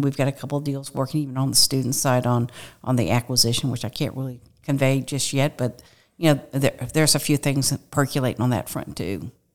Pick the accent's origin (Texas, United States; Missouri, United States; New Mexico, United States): Missouri, United States; Kirkwood; grew up, was raised in a small town, not a small town, but a, a, in Kirkwood, Missouri, which is west of Saint Louis